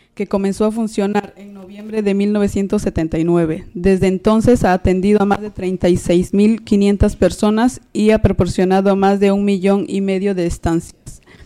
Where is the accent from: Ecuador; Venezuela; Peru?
Peru; now in Madrid, Spain; soy una persona inmigrante, de, soy de Perú